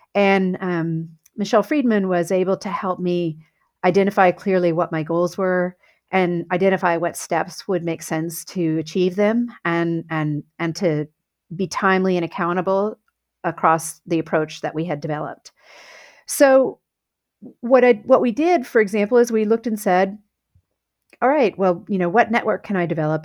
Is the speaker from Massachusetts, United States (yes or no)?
no; south of Houston, Texas, United States; I grew up in Texas on a farm south of Houston